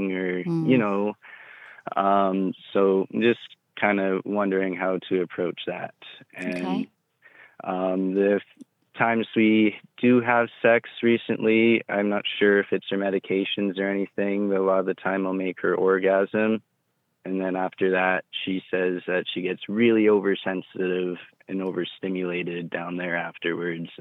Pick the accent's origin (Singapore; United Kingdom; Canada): Canada; I'm 26. I'm from Canada.